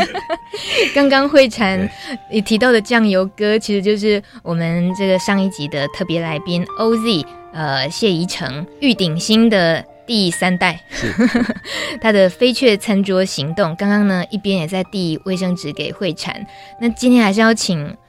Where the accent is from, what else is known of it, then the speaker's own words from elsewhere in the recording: Taiwan; also born or lived in Yilan; 我觉得我们台湾人欠卖了太多了